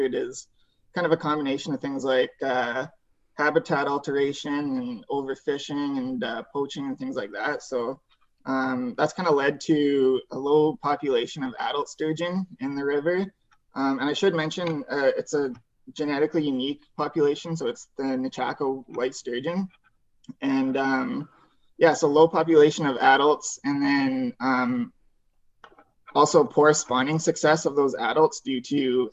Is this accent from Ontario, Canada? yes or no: no; Airdrie, Alberta, Canada; moved away as an adult; now in Prince George, Canada; So I grew up in Airdrie, Alberta, just north of Calgary.